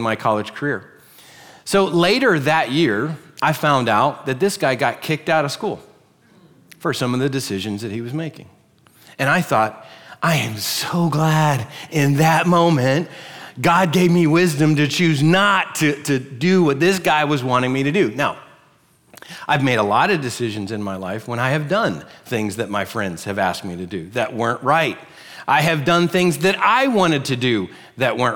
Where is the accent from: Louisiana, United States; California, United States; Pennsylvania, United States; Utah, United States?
Pennsylvania, United States; also born or lived in Virginia / Orlando, Florida; now in Florida, United States; We're originally from Pennsylvania, and we went to church with these folks